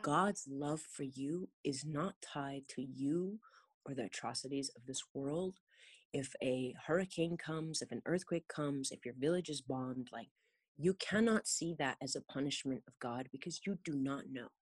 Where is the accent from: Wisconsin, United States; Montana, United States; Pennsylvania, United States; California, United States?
California, United States; born and raised in California